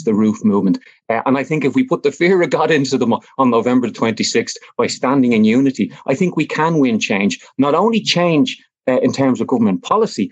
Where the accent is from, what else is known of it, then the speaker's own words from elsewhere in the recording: Dublin, Leinster, Ireland; I grew up in Fatima Mansions flats